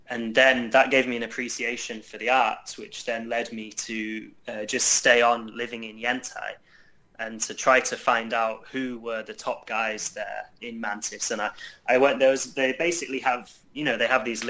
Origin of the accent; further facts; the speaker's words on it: Yorkshire and the Humber, United Kingdom; moved away as an adult; now in China; where I was growing up in Yorkshire